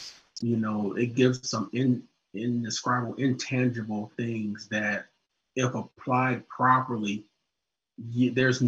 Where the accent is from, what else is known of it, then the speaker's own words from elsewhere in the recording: Orangeburg, South Carolina, United States; I'm a Southern boy, born and raised in Orangeburg, South Carolina.